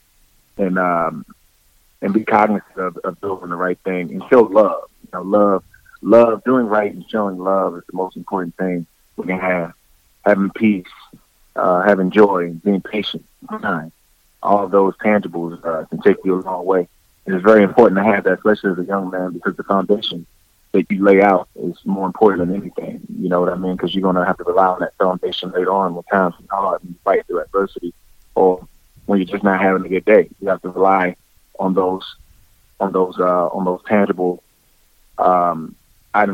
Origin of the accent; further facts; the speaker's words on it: United States; back in my hometown